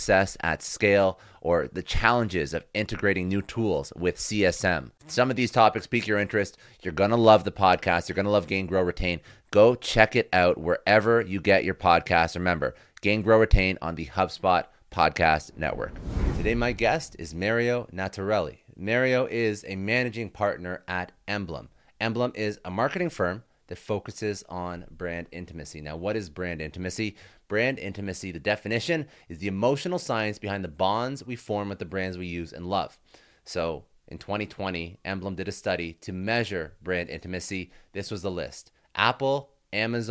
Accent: Toronto, Ontario, Canada; I'm Canadian as well, so I'm also from Toronto.

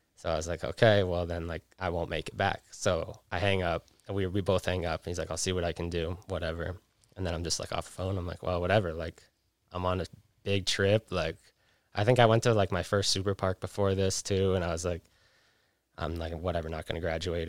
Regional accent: Jackson, Wyoming, United States; also born or lived in Vermont; now in Salt Lake City, United States; growing up in Jackson

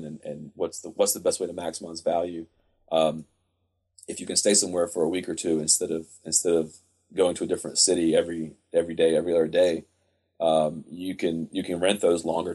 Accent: United States; me as an American traveler

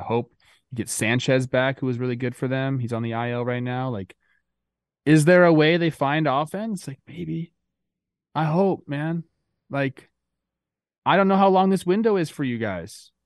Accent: Los Angeles, California, United States; like my hood. I was born in West Hills

